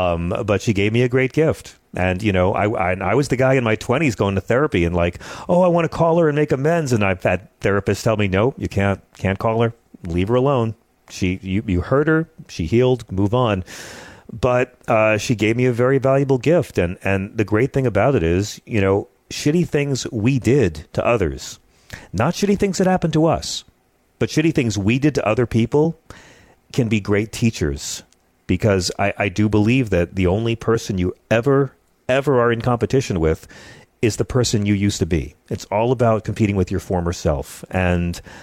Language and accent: English; Long Island, New York, United States; I grew up on Long Island